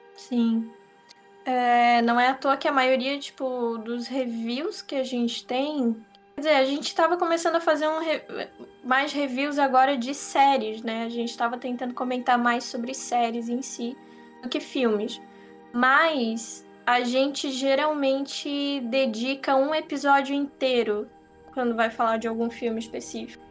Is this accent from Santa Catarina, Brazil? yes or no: yes; Santa Catarina, Brazil; accent: catarinense; eu sou catarinense mesmo